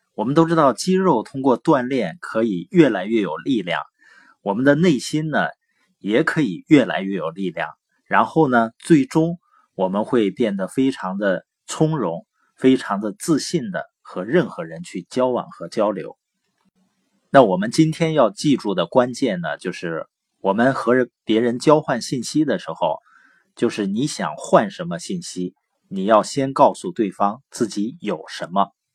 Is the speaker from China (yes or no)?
yes; Baoqing, Heilongjiang, China; also born or lived in Boli County, Heilongjiang; 我是黑龙江， 从小呢是生在宝清县，啊，我父母呢是知边青年，所以在农场出生，然后长大